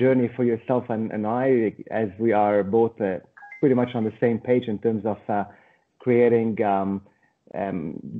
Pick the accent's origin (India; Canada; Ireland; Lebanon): Lebanon; moved away as an adult; also born or lived in Australia / Brazil; I was born in Lebanon. I grew up in the middle of a civil war. And eventually, I wanted to become a international person growing up in Lebanon.